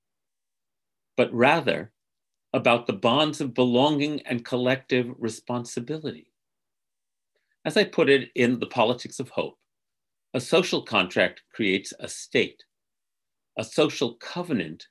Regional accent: United States; the sacred covenant of being an American that I grew up to internalize

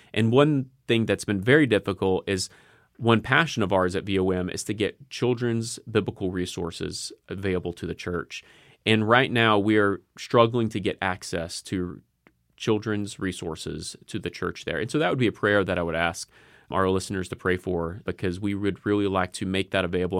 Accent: United States; as an American

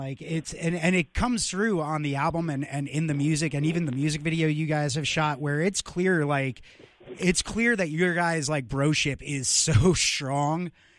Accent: Long Island, New York, United States; now in Virginia Beach, United States; I'm originally from Long Island, so I got family all over there.

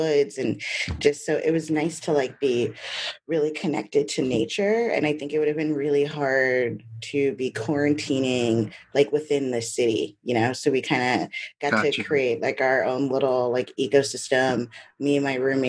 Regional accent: New York City, New York, United States; moved away as an adult; also born or lived in Great Barrington; now in Hudson, United States; No, I grew up in Brooklyn.

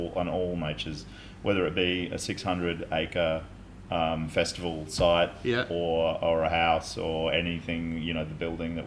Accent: Brisbane, Queensland, Australia; I loved growing up in Paddington

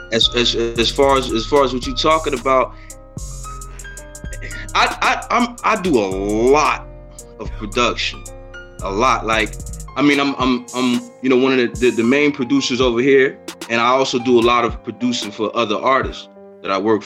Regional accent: East Coast, United States; also born or lived in Memphis, Tennessee; I feel like I'm an East Coast guy

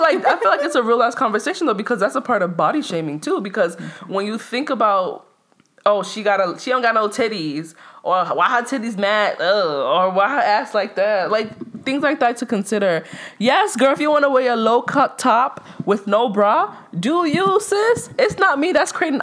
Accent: New York City, New York, United States; also born or lived in Nigeria; by the way of Brooklyn, right? I came to America when I was six months

